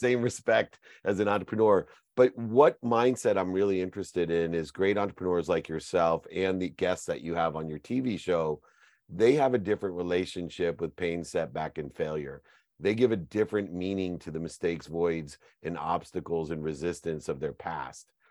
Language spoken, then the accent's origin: English; California, United States; also born or lived in Louisiana; I'm from California, uh, you know, although I went to Lu-, Louisiana for law school